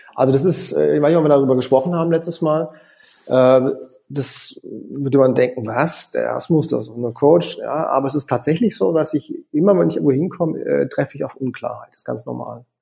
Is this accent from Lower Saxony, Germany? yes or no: no; Konstanz, Baden-Württemberg, Germany; moved away as an adult; also born or lived in Paris / Vienna; ich komme ursprünglich aus Konstanz am Bodensee